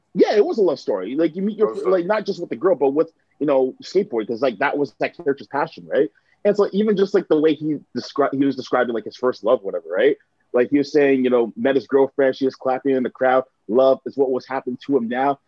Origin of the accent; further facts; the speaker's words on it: Mississauga, Ontario, Canada; also born or lived in Hamilton, Canada / Oakville, Canada; a lot of like my elementary school years and high school years are spent in in uh, in Mississauga, and a lot of like my uh, adolescence was spent there as well